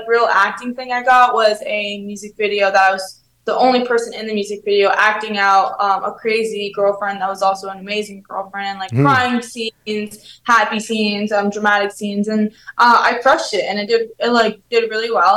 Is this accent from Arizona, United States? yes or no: no; New York, United States; moved away as an adult; also born or lived in Florida; now in Los Angeles, United States; I'm from New York